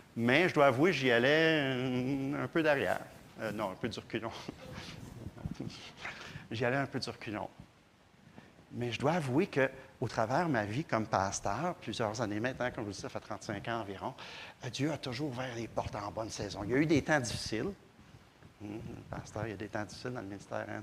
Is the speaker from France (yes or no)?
no; Granby, Quebec, Canada; moved away; depuis que je suis parti de Granby